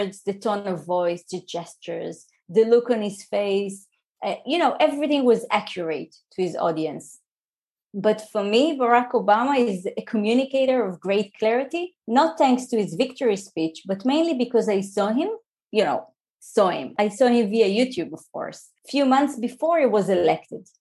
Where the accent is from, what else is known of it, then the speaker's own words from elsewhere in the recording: Israel; English is a second language; moved away as an adult; also born or lived in New Jersey; I'm an Israeli.